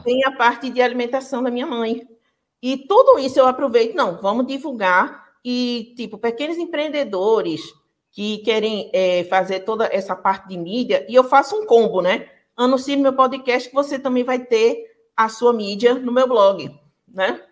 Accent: Pernambuco, Brazil; sou do Pernambuco

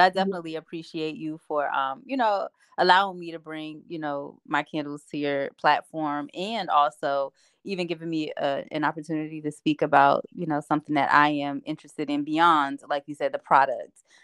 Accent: Asbury Park, New Jersey, United States; I grew up in Asbury Park, New Jersey

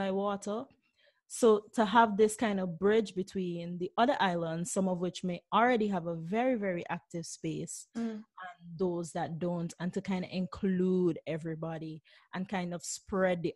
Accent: St. Vincent & Grenadines; moved away as an adult; now in Brussels, Belgium; There were things that I grew up with in St. Vincent

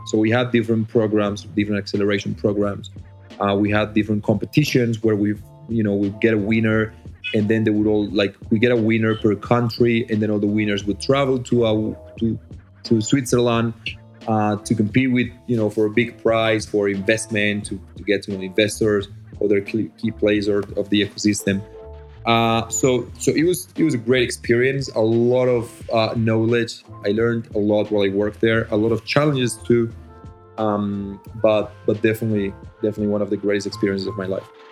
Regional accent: Medellín, Antioquia, Colombia; English is a second language; also born or lived in Australia; I was born in Medellin, Colombia, uh, the city of the eternal spring.

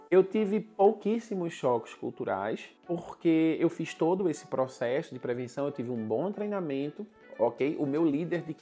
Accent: Northeast Region, Brazil; tendo em vista que eu sou nordestino e a cultura africana é muito presente na cultura nordestina

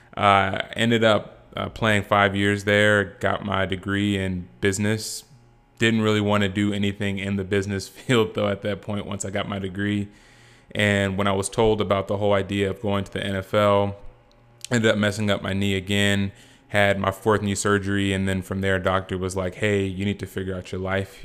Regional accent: Rancho Cucamonga, California, United States; also born or lived in Boise, Idaho; I'm from Rancho Cucamonga, California

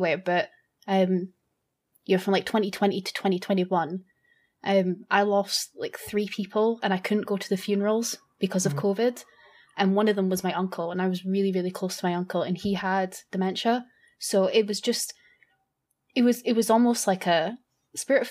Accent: Scotland, United Kingdom; I'm Scottish

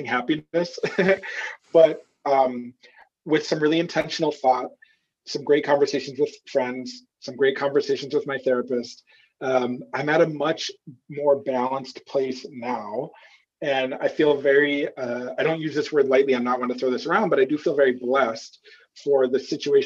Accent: Minnesota, United States; I'm from Minnesota and I grew up on a farm

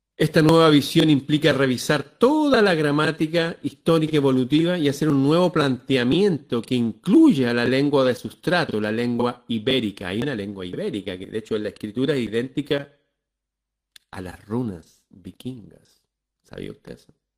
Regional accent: Chile; nosotros acá en Chile usamos palabras

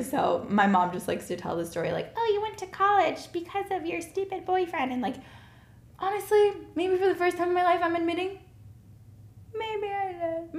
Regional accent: Chicago, Illinois, United States; also born or lived in Israel; grew up in the Chicagoland area, moved around quite a bit, changed high schools, middle schools

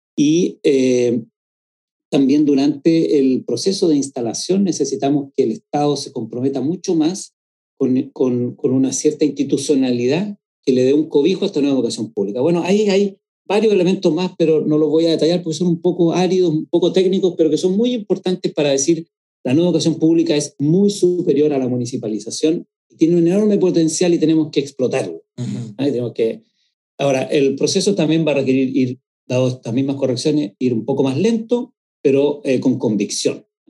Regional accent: San Antonio, Valparaíso, Chile; yo soy originalmente de una población de San Antonio que se llama Barrancas

